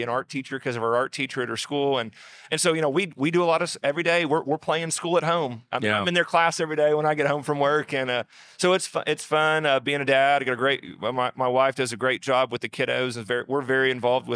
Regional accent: southeast Oklahoma, United States; I went back to my hometown, a rural town in southeast Oklahoma

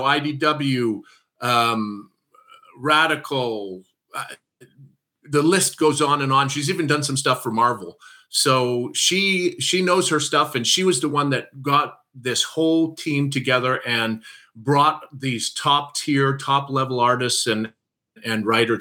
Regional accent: Saskatoon, Saskatchewan, Canada; I'm from Saskatoon, Saskatchewan

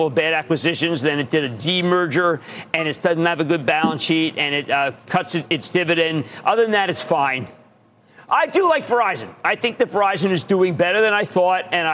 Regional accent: New Jersey, United States; I love the Garden State. It's my home state

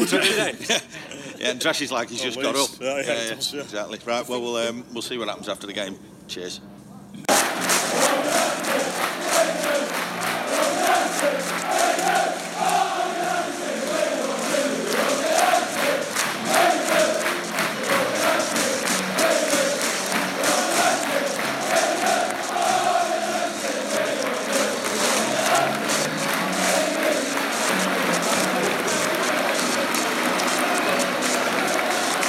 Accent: Manchester, North West England, United Kingdom; I am from Manchester

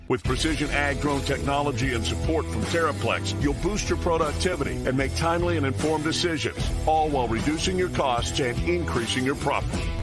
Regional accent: Clarinda, Iowa, United States; my hometown Clorinda

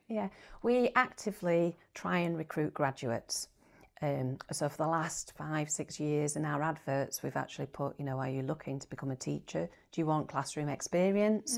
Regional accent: Bradford, Yorkshire and the Humber, United Kingdom; moved away as an adult; also born or lived in York / Cornwall; I was born in Bradford, went to first primary school in a market town

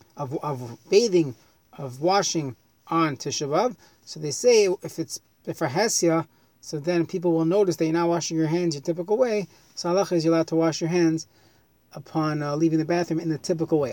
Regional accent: New York, United States; I grew up in New York

